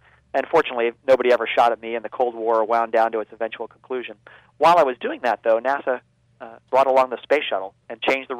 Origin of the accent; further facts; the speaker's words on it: Baltimore, Maryland, United States; I had it out a lot in suburban Baltimore. And along with the fact that they were building rockets in my hometown